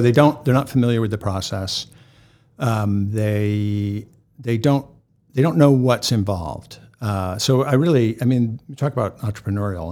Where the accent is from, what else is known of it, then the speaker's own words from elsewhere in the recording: New England, United States; now in Boston, United States; I grew up in New England